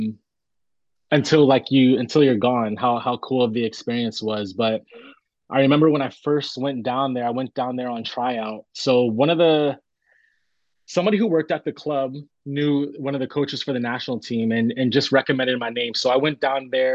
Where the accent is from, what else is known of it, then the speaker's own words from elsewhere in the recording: Tampa, Florida, United States; growing up, I'm from Tampa